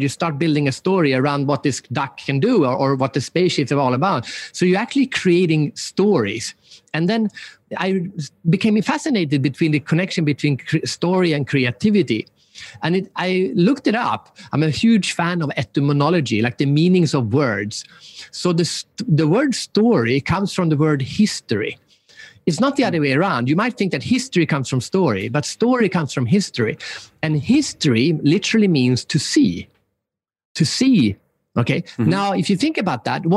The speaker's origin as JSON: {"language": "English", "country": "Sweden", "said": "I'm from Sweden"}